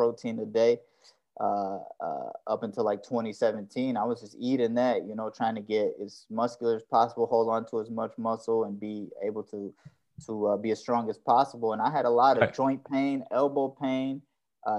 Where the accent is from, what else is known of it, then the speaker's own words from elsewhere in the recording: Detroit, Michigan, United States; now in Tennessee, United States; I'm from Detroit.